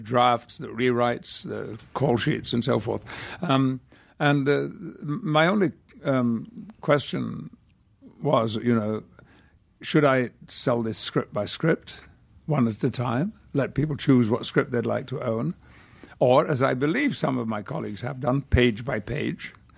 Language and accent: English; United Kingdom; now in United States; I could retain my British passport, but I do have a very strong feeling about being British.